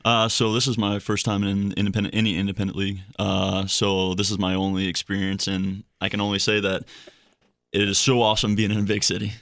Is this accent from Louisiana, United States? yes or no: yes; Slidell, Louisiana, United States; moved away; Slido, Louisiana, which is right outside of New Orleans.